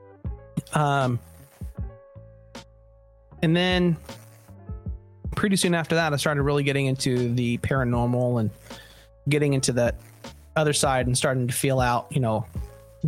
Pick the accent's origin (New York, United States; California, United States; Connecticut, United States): California, United States; Southern; I was born in Southern California, just outside of Disneyland